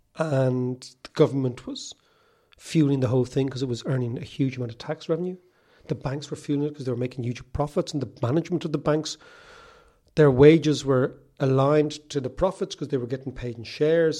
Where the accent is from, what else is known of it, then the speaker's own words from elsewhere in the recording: Monkstown, Leinster, Ireland; When I was a kid growing up in Monkstown